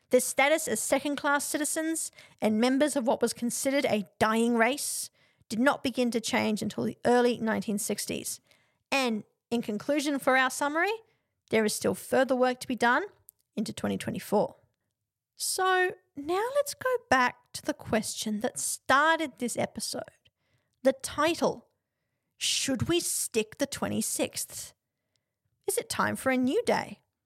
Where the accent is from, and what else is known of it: Australia